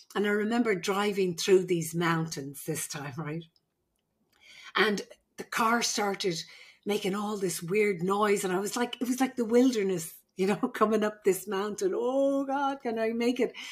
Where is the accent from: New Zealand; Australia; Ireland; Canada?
Ireland; moved away as an adult; now in California, United States; I'm the Irish midwife.